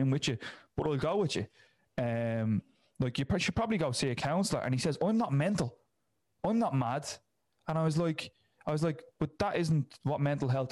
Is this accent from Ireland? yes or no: yes; Dublin, Leinster, Ireland; I'm from Ireland. I know what Ireland is. I know the area I'm from in North Dublin.